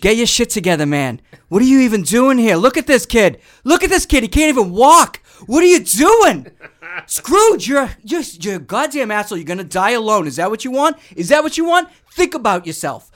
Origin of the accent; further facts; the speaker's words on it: Boston, Massachusetts, United States; I was born in Boston.